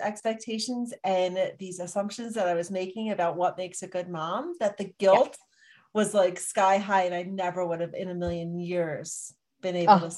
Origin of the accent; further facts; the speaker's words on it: Pennsylvania, United States; moved away; I'm from Pennsylvania, and I went home to visit